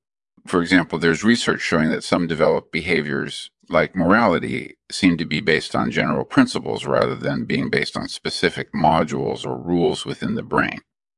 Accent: California, United States; Well, my background is I grew up in California

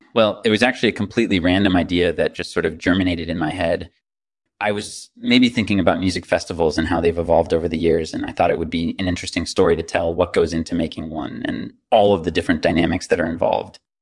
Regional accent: New York City, New York, United States; I grew up in New York City

